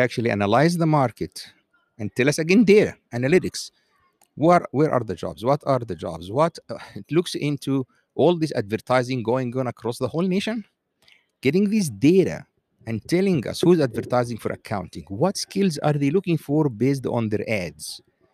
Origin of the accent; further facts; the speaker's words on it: Egypt; now in United States; I am from Egypt